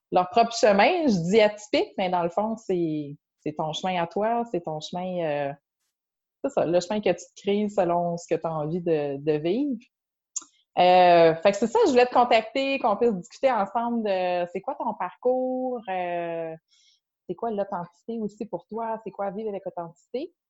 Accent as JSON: {"language": "French", "area": "BTB", "region": "Quebec", "country": "Canada", "moved": "as an adult", "lives_now": "Magdalen Islands, Canada", "said": "moi, je viens de la BTB."}